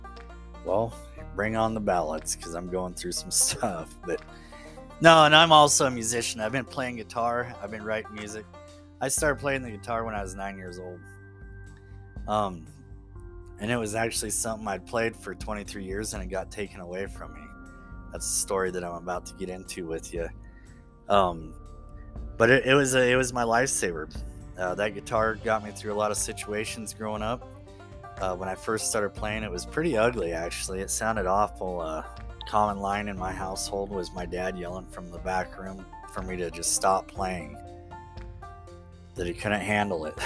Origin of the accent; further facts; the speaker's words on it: Upton, Wyoming, United States; I'm from Northeast Wyoming. Grew up on a ranch up here, just outside of a small town called Upton.